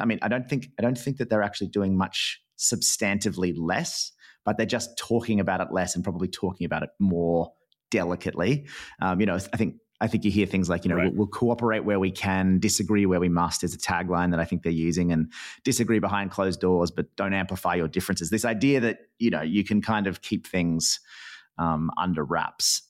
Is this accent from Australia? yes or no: yes; Australia